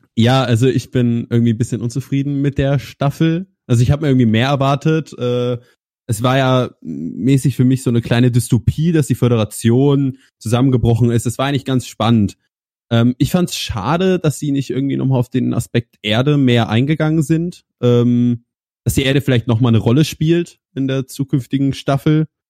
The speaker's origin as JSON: {"language": "German", "town": "Kassel", "region": "Hesse", "country": "Germany", "said": "ich komme aus Kassel, aus dem wunderschönen Kassel"}